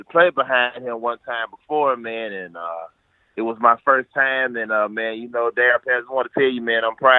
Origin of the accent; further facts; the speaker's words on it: Amory, Mississippi, United States; I'm from Amory, Mississippi.